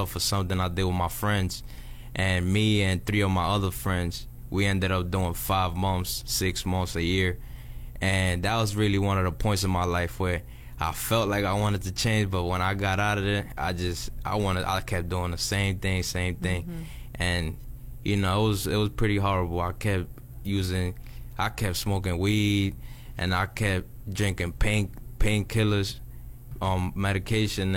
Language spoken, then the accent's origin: English; New York, United States; moved away as an adult; now in Miami, United States